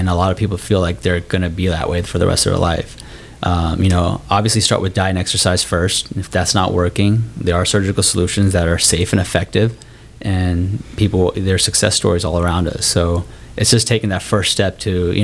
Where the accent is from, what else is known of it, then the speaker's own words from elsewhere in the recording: Cincinnati, Ohio, United States; moved away as an adult; also born or lived in Minnesota / Cleveland, Ohio; now in Texas, United States; So I grew up in Ohio. Cincinnati